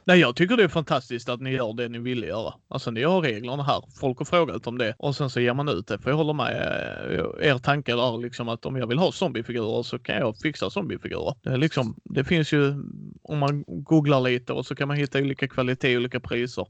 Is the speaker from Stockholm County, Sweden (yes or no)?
no; Skåne, Sweden; Jag är själv Skånepåge och bott här hela mitt liv